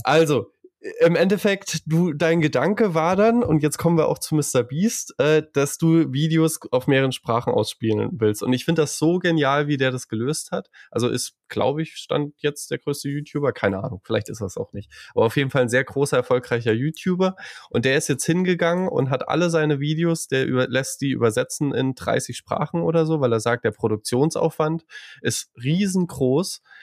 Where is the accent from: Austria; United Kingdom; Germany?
Germany; Saarland; als Saarländer